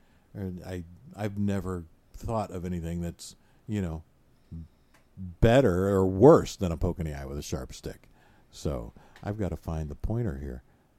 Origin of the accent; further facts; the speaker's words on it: Michigan, United States; So I'm from Michigan. I say you guys.